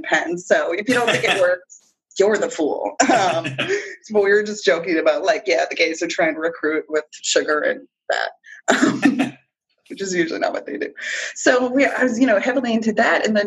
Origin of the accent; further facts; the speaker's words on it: Massachusetts, United States; I grew up in Massachusetts